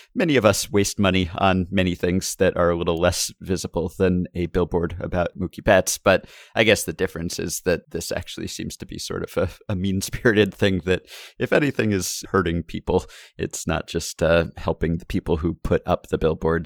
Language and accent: English; New York, United States; I grew up in New York